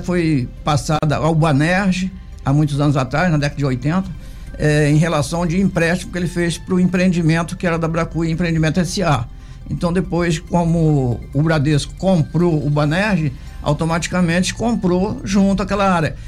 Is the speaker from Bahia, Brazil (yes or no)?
no; Angra dos Reis, Rio de Janeiro, Brazil; Sou nascido lá no Ariró e tenho muito orgulho de ser angrense